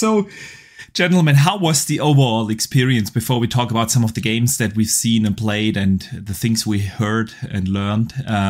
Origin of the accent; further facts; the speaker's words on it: Germany; the video game enthusiast from Germany